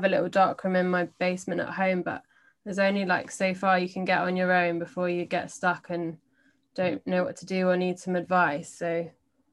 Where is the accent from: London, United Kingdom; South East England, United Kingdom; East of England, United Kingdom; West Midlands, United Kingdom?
London, United Kingdom; I'm from London